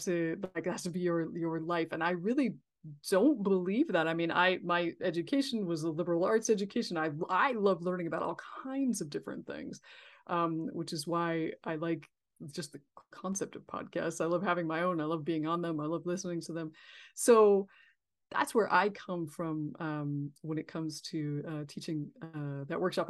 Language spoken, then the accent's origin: English; California, United States; I'm from California